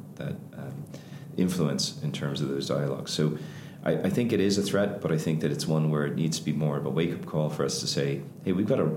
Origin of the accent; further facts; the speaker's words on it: Ireland; us as Irish